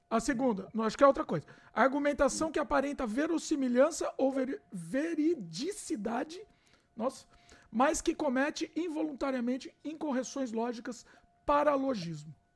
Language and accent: Portuguese; Brazil; eu sou brasileiro